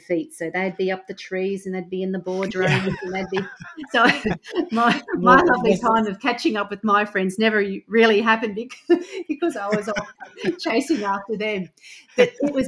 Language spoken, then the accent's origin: English; Toowoomba, Queensland, Australia; I grew up in a large rural town, or not even rural town, okay, so regional town called Toowoomba, or city called Toowoomba